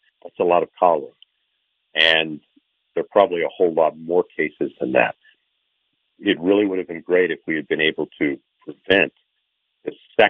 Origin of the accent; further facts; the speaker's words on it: Bangkok, Thailand; my first experience with cholera was when I was a child growing up in Bangkok, Thailand